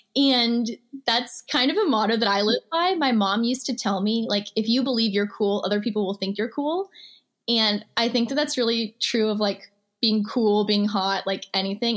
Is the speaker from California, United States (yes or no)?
no; Missouri, United States; also born or lived in Houston, Texas; I grew up in Missouri. So I lived in a very small town. I actually moved there in the sixth grade